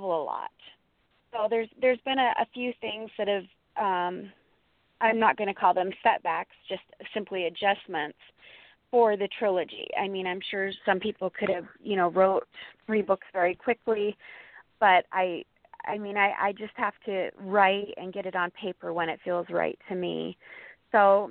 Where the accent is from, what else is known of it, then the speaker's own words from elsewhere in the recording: Montana, United States; my home state of Montana